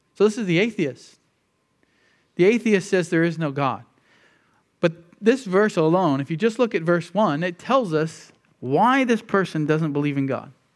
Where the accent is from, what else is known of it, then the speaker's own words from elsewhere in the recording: United States; most of us who grew up in the, in the U.S.